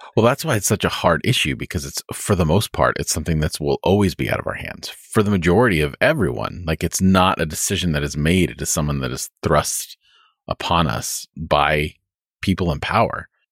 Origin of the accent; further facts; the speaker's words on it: United States; as American Christians